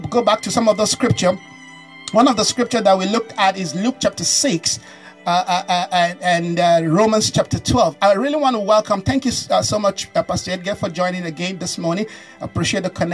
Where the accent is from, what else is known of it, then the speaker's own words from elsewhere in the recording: Nigeria; I'm a Nigerian